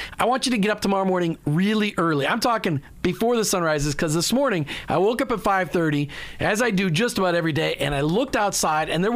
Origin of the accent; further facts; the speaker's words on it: Minnesota, United States; I grew up in Minnesota